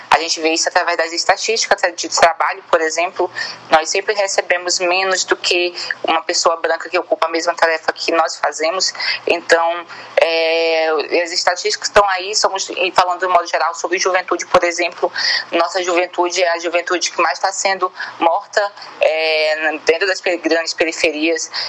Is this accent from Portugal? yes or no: no; Bacabal, Maranhão, Brazil; also born or lived in São Luís; now in São Paulo, Brazil; tenho 20 anos de idade. É, sou natural da cidade de Bacabal, porém morei quatro anos em São Luís e, e atualmente estou em São Paulo.